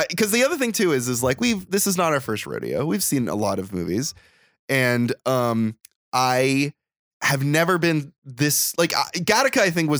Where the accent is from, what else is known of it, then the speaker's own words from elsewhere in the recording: Bakersfield, California, United States; I grew up in a little town called Bakersfield, California.